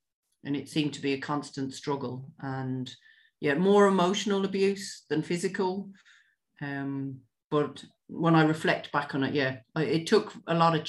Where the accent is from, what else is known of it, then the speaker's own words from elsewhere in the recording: Ireland; also born or lived in London; I was born originally in London. Both my parents are from the west of Ireland. And I moved back to Ireland, or moved to Ireland, when I was almost 7.